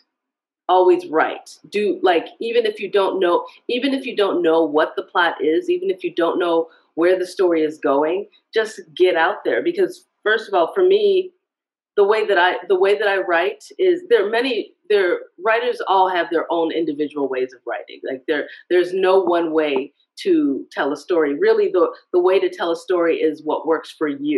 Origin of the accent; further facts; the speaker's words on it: Chicago, Illinois, United States; I was born in the United States. I was raised mostly in the Chicago area, the far south suburbs of Chicago.